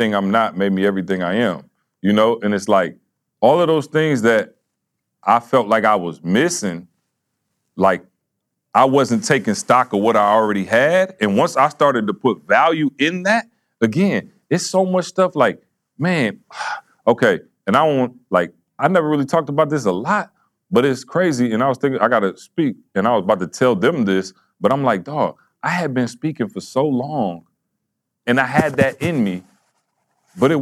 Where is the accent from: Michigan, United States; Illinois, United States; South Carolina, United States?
Michigan, United States; Lansing; I'm from Lansing